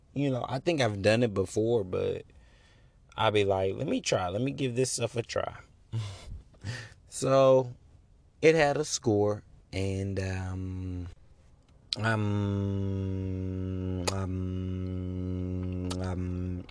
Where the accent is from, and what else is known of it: United States